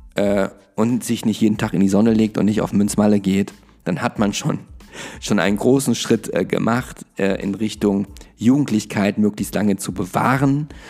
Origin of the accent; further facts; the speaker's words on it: Germany; bei uns in Deutschland